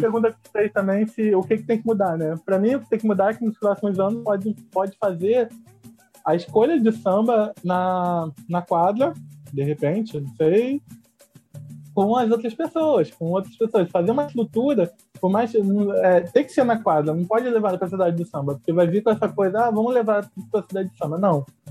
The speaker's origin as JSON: {"language": "Portuguese", "region": "Rio de Janeiro", "country": "Brazil", "said": "eu sou carioca"}